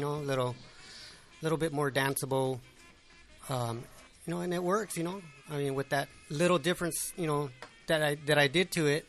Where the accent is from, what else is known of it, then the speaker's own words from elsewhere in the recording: Norwalk, California, United States; I grew up in Norwalk